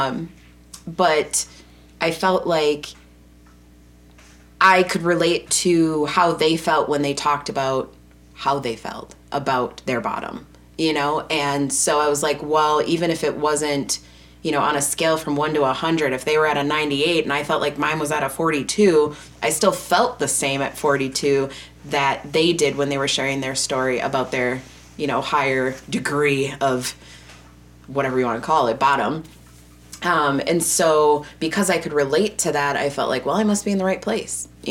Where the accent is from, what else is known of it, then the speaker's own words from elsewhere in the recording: Wisconsin, United States; I'm from Wisconsin